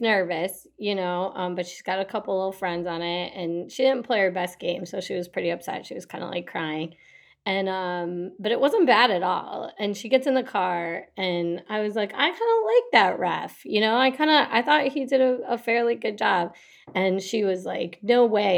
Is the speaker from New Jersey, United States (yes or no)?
no; Detroit, Michigan, United States; I'm from Detroit.